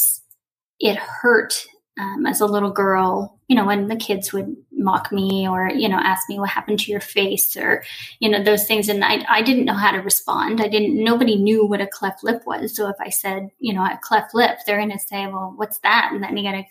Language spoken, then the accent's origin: English; Moncton, New Brunswick, Canada; born and raised East Canada, I was born in Moncton, New Brunswick